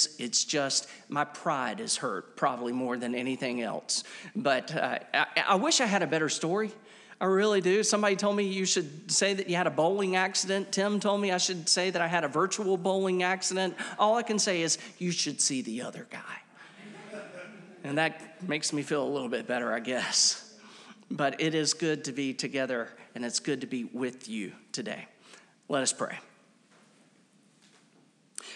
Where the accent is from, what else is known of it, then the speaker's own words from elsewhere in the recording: Wilmington, North Carolina, United States; as a teenager, I spent those teenage years growing up in Wilmington, North Carolina